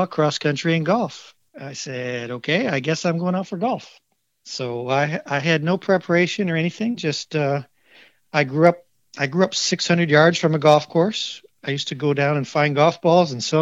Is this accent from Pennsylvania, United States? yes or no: no; Grand Rapids, Michigan, United States; now in Florida, United States; I grew up in Grand Rapids, Michigan, where we definitely have four seasons.